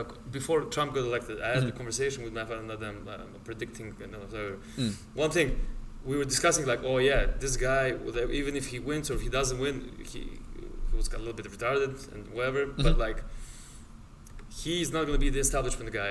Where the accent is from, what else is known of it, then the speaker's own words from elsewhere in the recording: Montenegro; now in United States; I'm from Montenegro.